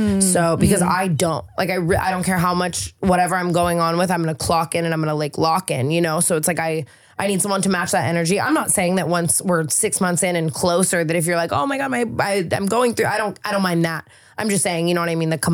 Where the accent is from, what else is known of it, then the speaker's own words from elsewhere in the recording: Las Vegas, Nevada, United States; now in California, United States; I'm from Vegas